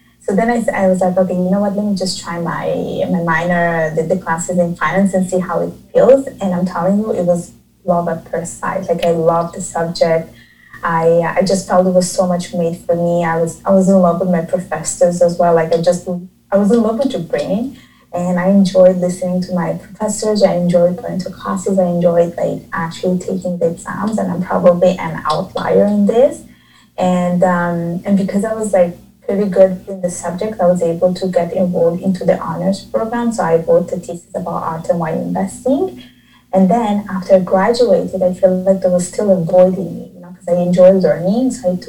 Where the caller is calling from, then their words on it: Montreal, Quebec, Canada; I'm calling or I'm talking from Montreal, Canada.